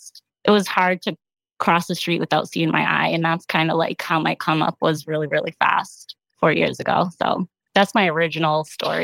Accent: Rome, Lazio, Italy; also born or lived in Boston; now in Miami, United States; I was born in Boston, but I lived most of my life in Rome, Italy, which is where I fell in love with street art. So I lived most of my life between Italy and Boston, which is where the fashion kicked in.

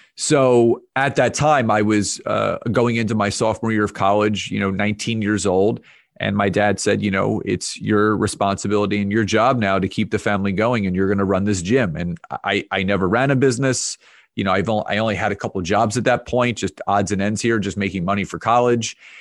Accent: Conshohocken, Pennsylvania, United States; I, uh, grew up in, in the suburbs of Philadelphia in an area called Conshohocken.

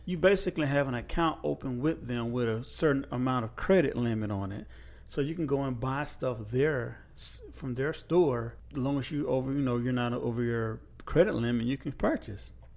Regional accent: United States

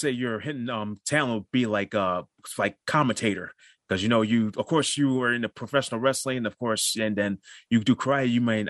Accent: Buffalo, New York, United States; born or raised there

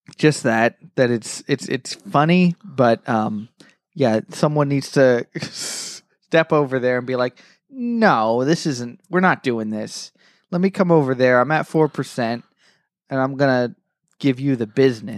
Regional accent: United States; I'm technically American

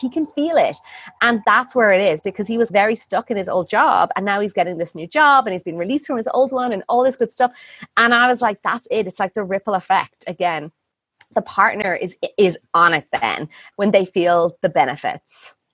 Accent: Ireland; moved away as an adult; also born or lived in India; I'm Irish

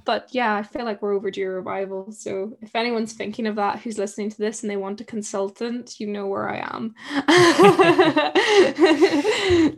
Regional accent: Ireland; I come from, I'm from Ireland.

